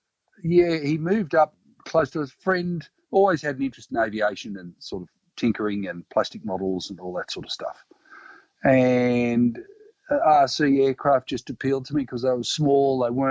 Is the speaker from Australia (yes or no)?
yes; Coffs Harbour, New South Wales, Australia; I grew up in Coffs Harbour.